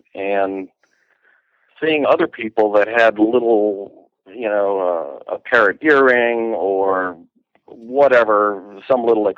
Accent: Stamford, Connecticut, United States; moved away; also born or lived in South Carolina; I originally grew up in Stamford, Connecticut. I ended up about 30 miles from New York City. I ended up going to school in South Carolina

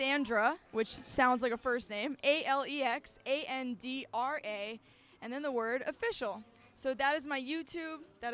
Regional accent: Boston, Massachusetts, United States; moved away as an adult; now in Los Angeles, United States; I'm from the East Coast. I'm from Boston, Massachusetts, and I've been in L.A. for 10 months

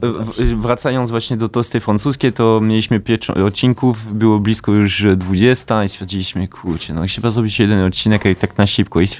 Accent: Kraśnik, Lublin Voivodeship, Poland; jestem z Kraśnika.

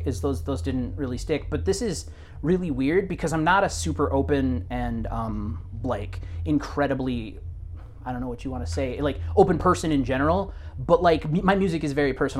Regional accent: Stevens Point, Wisconsin, United States; my hometown of Stevens Point

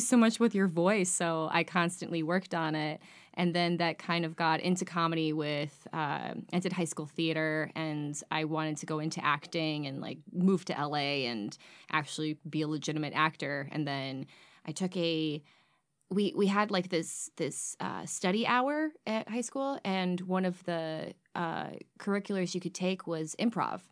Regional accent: Washington Township, Michigan, United States; also born or lived in Chicago; I'm from Washington Township

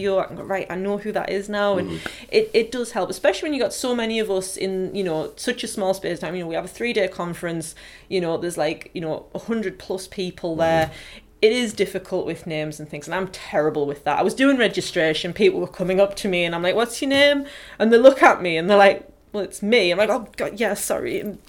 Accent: County Durham, North East England, United Kingdom; accent: broad County Durham; I've got a very, very broad County Durham accent

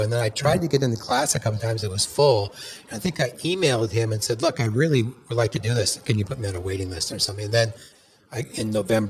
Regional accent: Washington, United States; now in Los Angeles, United States; I'm from Washington, as you probably figured out.

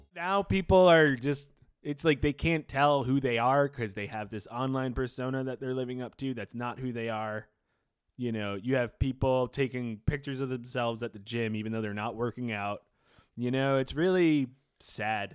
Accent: New York City, New York, United States; I grew up in New York City

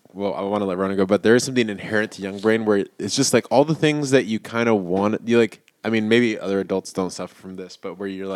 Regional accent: Mexico; I grew up in Mexico

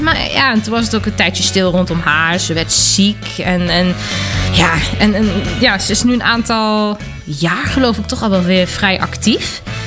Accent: Germany; moved away; kom ik uit Duitsland

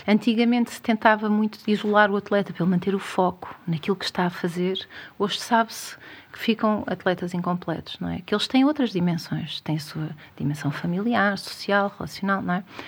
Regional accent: Algarve, Portugal; eu sou algarvia

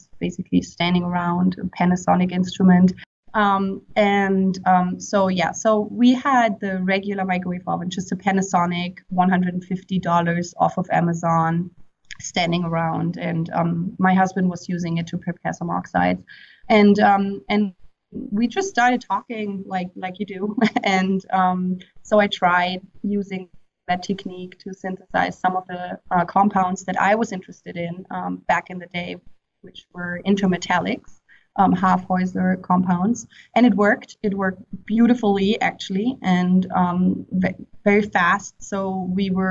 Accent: Heidelberg, Baden-Württemberg, Germany; moved away as an adult; also born or lived in Mainz, Germany / Seoul, South Korea / Santa Barbara, United States / Darmstadt, Germany; now in Arizona, United States; I was born in Heidelberg, Germany, so I am German

